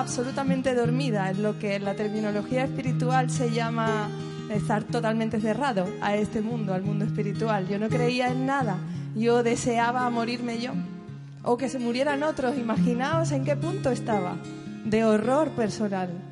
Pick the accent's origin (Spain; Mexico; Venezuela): Spain; Seville, Andalusia; moved away as an adult; also born or lived in Barcelona; soy de Sevilla